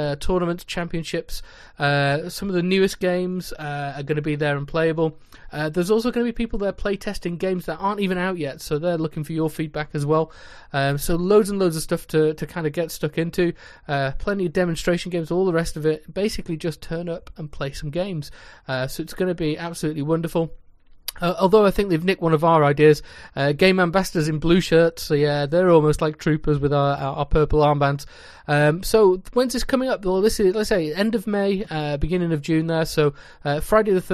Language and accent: English; North West England, United Kingdom; I hail from the Twilight Zone, or more commonly known as the Northwest of England.